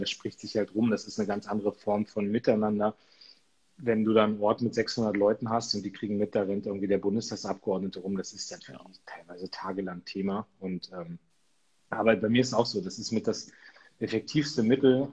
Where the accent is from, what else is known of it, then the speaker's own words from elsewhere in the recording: Munster, Lower Saxony, Germany; meine Heimatstadt Munster kenne ich gut